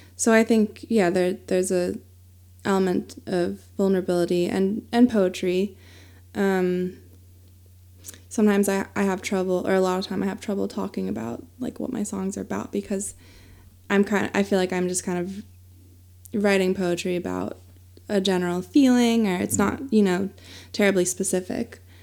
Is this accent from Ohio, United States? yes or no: no; Pennsylvania, United States; moved away as an adult; now in Asheville, United States; I did have a band that I played with in my hometown in Pennsylvania.